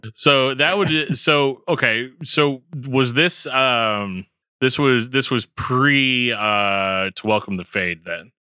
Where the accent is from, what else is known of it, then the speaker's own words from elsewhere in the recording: Midwest, United States; 'cause I'm from the Midwest